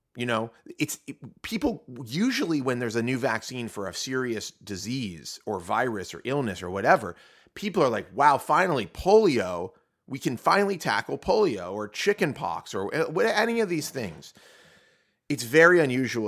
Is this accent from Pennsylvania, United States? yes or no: yes; Pittsburgh, Pennsylvania, United States; I'm from Ketchup City, USA, Pittsburgh, Pennsylvania